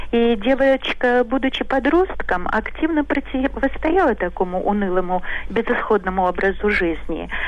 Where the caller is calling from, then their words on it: Saint Petersburg, Russia; я из Петербурга.